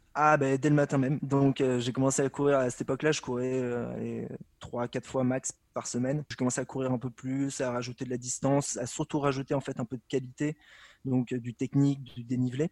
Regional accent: Paris, Île-de-France, France; je suis parisien

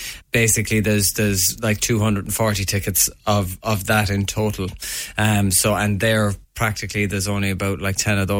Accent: Newcastle West, Munster, Ireland; Basically, I'm from Newcastle West, and I've always kind of been involved in music, and I was away for a number of years and always was coming back to try and do gigs

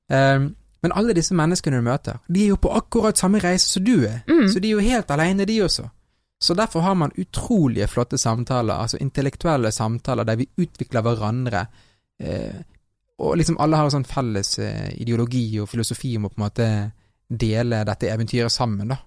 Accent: Norway; jeg er halvt fra Colombia, så har jo jeg eh, vokst opp i Norge

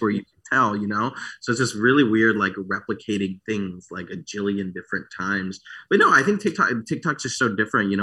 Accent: Michigan, United States; also born or lived in France; I grew up in Michigan

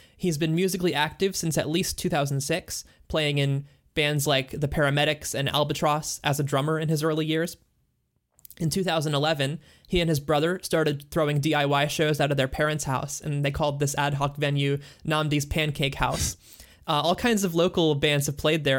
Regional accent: the American South, United States; despite technically being a Southerner

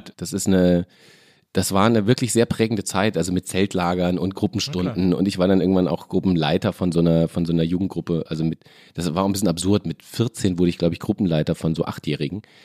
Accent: Lorsch, Hesse, Germany; moved away; also born or lived in Fürth / Kassel / Mainz; ich bin in Fürth geboren, war da aber nur drei Monate meines Lebens, bin dann äh, aus familiären Gründen nach Kassel umgezogen worden, um dann mit acht nach Lorsch ja. umgezogen zu werden.

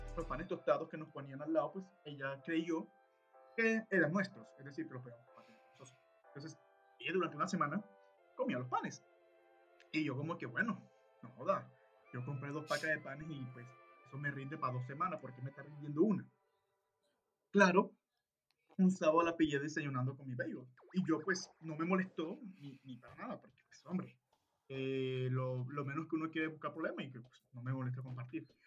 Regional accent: Colombia; moved away as an adult; now in Canada; como buen colombiano

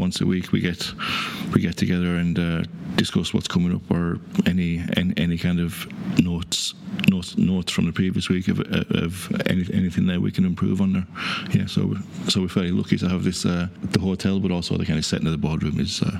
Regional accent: North West England, United Kingdom; accent: Cumbrian; now in Ireland; any time I go home, I'm always being accused of being Irish. No, that there's a twang there, but no, I still have that Cumbrian twang. Lake District would be very similar to Kerry, Killarney area.

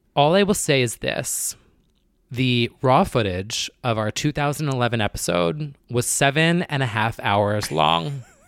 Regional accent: New Jersey, United States; I'm from New Jersey

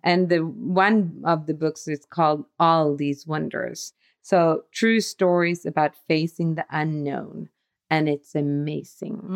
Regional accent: Sweden; we are from Sweden

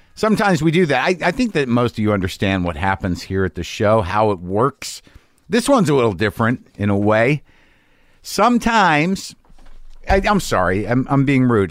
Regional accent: Albuquerque, New Mexico, United States; moved away; in my hometown

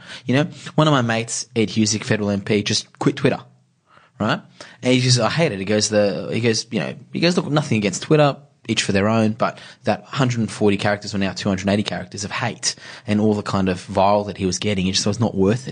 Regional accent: Iran; now in Australia; I was born in Iran

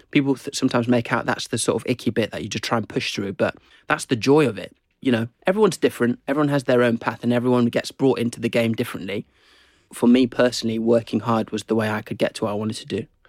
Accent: Zimbabwe; also born or lived in England; now in United Kingdom; I grew up in Zim

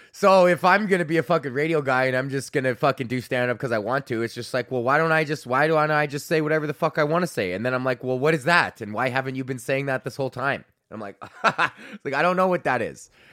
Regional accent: Canada

